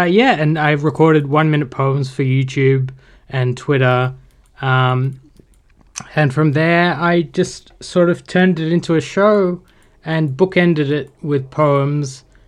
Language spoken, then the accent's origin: English; Sydney, New South Wales, Australia; I grew up in Sydney.